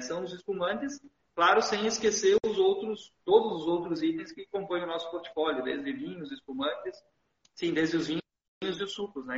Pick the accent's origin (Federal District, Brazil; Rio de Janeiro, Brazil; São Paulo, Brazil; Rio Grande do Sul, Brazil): Rio Grande do Sul, Brazil; Garibaldi; eu sou natural aqui de Garibaldi, né? Nasci, me criei ah, aqui na, na cidade mesmo